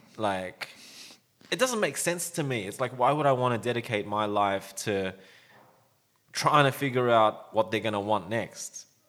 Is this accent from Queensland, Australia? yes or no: no; Sydney, New South Wales, Australia; when I was growing up around Sydney